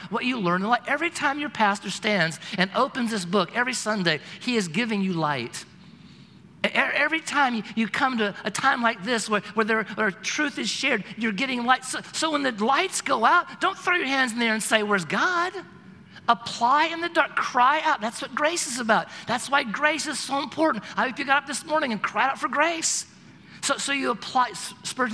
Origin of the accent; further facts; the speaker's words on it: Oregon, United States; I'm from Oregon